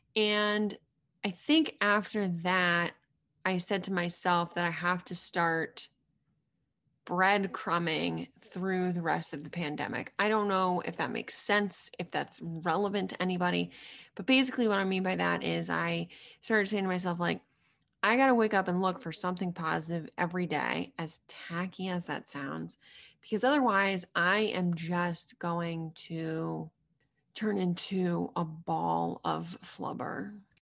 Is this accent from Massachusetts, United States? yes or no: yes; Middlesex County, near Boston, Massachusetts, United States; I'm from a small town outside of Boston by about thirty minutes in Middlesex County